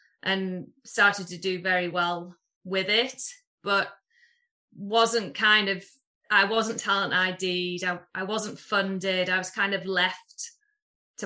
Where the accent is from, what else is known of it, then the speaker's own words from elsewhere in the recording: Middlesbrough, North East England, United Kingdom; moved away as an adult; also born or lived in Houston; I'm from Middlesbrough originally